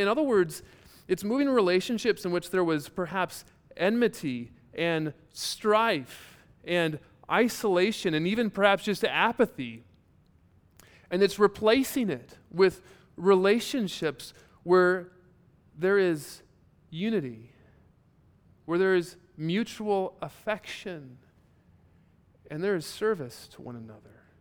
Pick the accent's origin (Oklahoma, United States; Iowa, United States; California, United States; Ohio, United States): Iowa, United States; Born and raised in Iowa